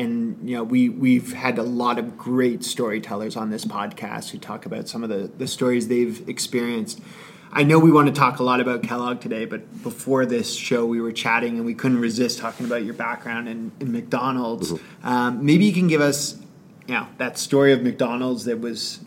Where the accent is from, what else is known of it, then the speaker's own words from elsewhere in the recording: Canada; being Canadian